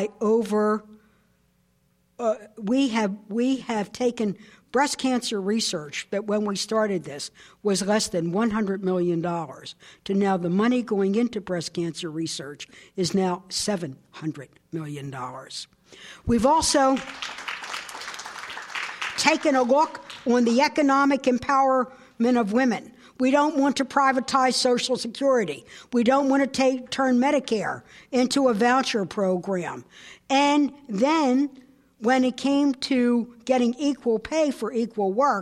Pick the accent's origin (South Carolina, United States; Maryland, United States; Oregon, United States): Maryland, United States; I'm from Maryland